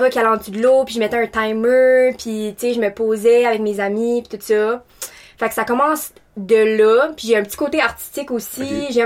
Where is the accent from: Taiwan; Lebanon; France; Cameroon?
Taiwan; now in Moncton, Canada; puis je viens de Taïwan. j'ai déménagé plusieurs fois dans ma vie. Je suis étudiante à temps plein à l'Université de Moncton.